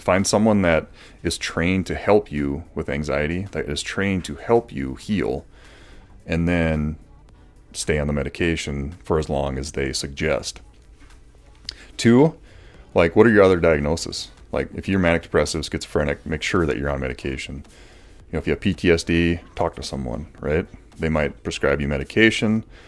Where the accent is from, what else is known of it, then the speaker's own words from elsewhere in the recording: Morris, United States; I grew up in the Lutheran Church here